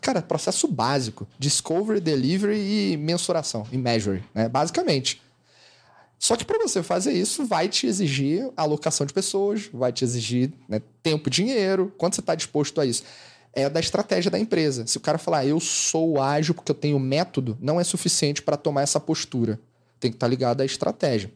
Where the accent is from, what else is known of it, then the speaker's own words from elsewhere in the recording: Rio de Janeiro, Brazil; Eu sou carioca